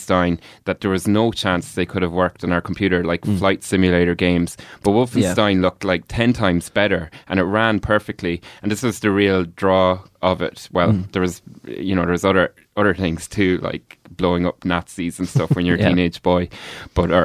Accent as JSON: {"language": "English", "town": "Kells", "region": "Leinster", "country": "Ireland", "tie": "born or raised there", "said": "we grew up in Kells"}